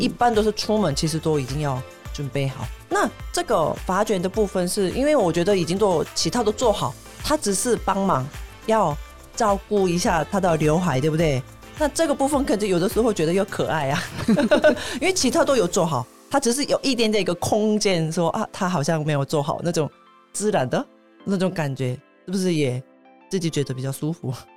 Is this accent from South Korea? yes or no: yes; South Korea; Chinese is a second language; moved away as an adult; now in Taiwan; 我们韩国人